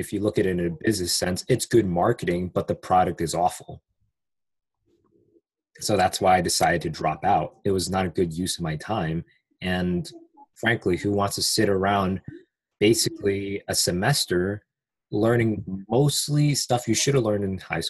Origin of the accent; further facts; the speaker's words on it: United States; English is a second language; I am from the United States. I live near DC